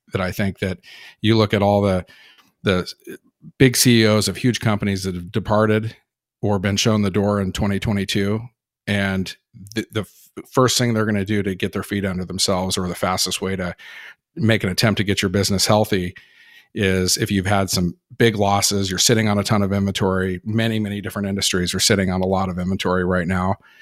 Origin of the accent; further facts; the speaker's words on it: Berkeley, California, United States; I was born in California, Berkeley, California